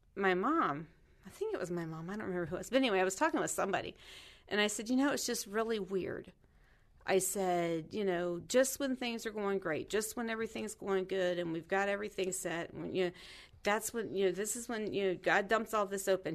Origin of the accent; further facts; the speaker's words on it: Kentucky, United States; I grew up in Kentucky